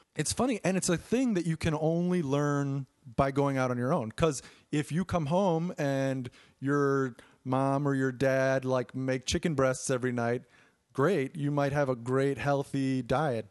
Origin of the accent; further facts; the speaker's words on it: Chicago, Illinois, United States; growing up in Chicago